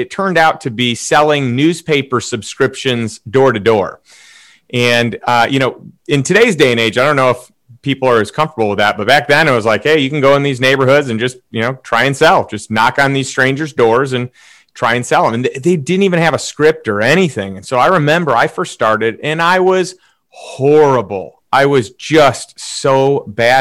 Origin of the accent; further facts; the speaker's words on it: Chicago, Illinois, United States; moved away as an adult; also born or lived in St. Louis; So I grew up in Chicago, in a suburb of Chicago.